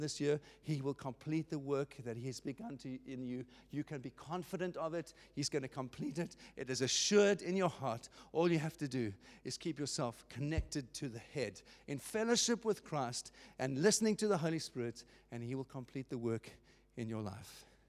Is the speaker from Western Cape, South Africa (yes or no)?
yes; Cape Town, Western Cape, South Africa; I was born in Cape Town. I was born in South Africa